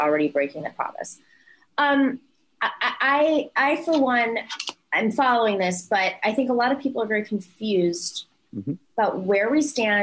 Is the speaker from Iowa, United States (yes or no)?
no; New York, United States; as a New Yorker